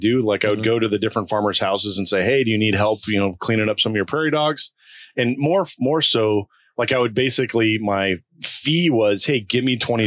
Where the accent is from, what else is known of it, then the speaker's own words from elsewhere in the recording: northern Colorado, United States; I grew up in northern Colorado.